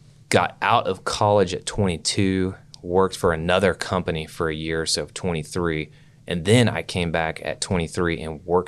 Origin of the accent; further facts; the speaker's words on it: Oklahoma City, Oklahoma, United States; Yeah, I grew up in Oklahoma City, like Northwest 39th in Portland area.